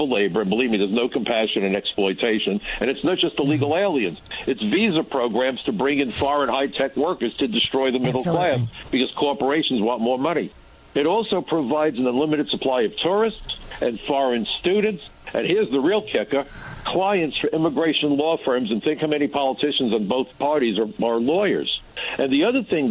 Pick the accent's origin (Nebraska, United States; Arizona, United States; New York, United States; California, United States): New York, United States; New York City; I'm from Brooklyn